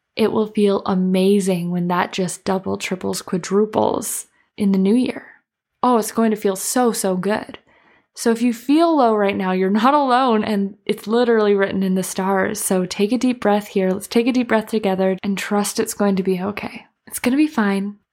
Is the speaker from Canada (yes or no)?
yes; Canada; moved away; I'm from Canada